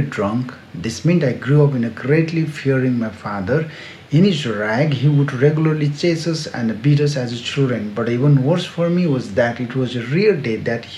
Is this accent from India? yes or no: yes; Siliguri, West Bengal, India; he offered me a job in my hometown, four hours away in Siliguri